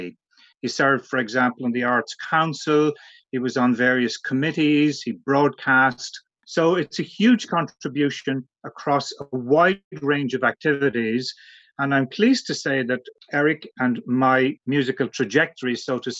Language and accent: English; Ireland; I'm an Irish composer and academic